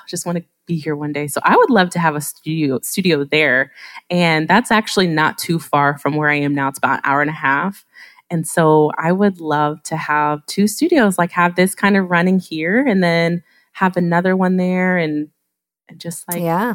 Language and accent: English; Ohio, United States; also born or lived in South Korea; I'm from Ohio